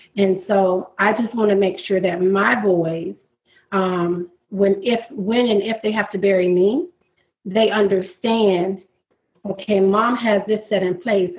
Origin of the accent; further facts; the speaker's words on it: Florida, United States; moved away as an adult; now in Maryland, United States; I am from Florida, actually born and raised in Florida. I moved to Maryland two and a half years ago